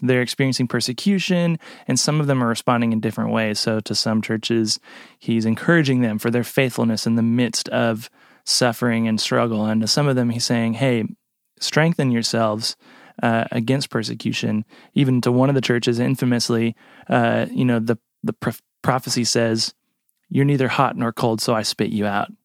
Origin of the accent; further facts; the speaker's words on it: United States; as an American